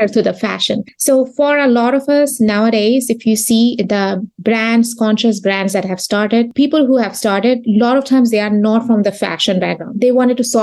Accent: Bangladesh; English is a second language; moved away as an adult; also born or lived in Texas; now in United States; I am originally from Bangladesh.

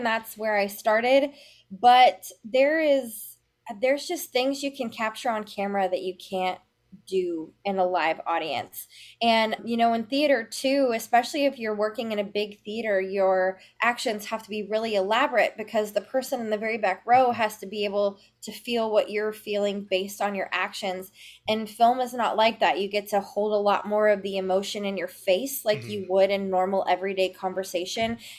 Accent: Memphis, Tennessee, United States; I'm originally from Memphis, Tennessee

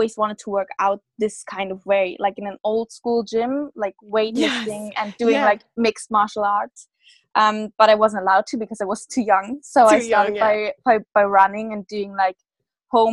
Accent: Germany; from Germany

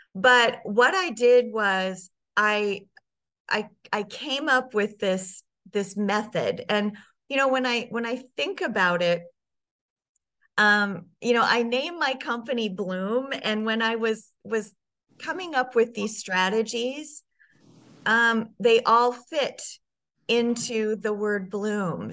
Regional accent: Sioux Falls, South Dakota, United States; I grew up in Sioux Falls, South Dakota, and spent most of my life there

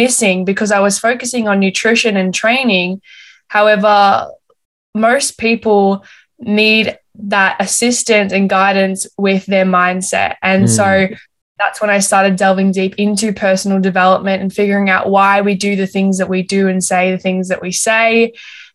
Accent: Melbourne, Victoria, Australia; moved away as an adult; now in Gold Coast, Australia; originally I'm from Melbourne and I moved up to the Gold Coast in May last year

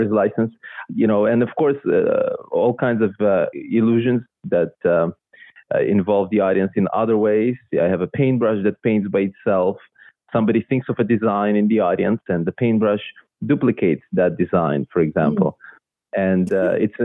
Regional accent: Israel; first language Russian; English is a second language; also born or lived in Belarus; now in Vancouver, Canada; I was born in Belarus, or at that time, Soviet Union. Mm-hmm. And it was, my first language was Russian. And then I moved when I was 8 to Israel with my family. I grew up there

